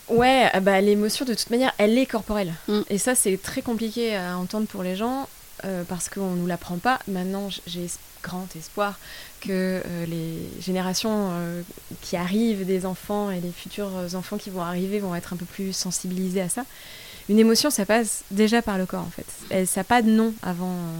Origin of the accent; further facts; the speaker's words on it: France; also born or lived in Brussels, Belgium / India; now in Colombia; je suis française